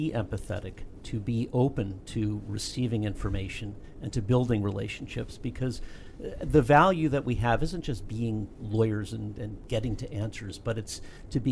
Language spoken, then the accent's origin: English; Lancaster County, Pennsylvania, United States; I am a native, proud native of Lancaster County, Pennsylvania, Amish country.